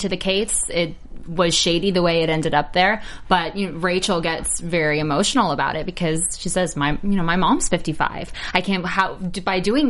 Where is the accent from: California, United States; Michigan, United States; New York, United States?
New York, United States; moved away; I'm from New York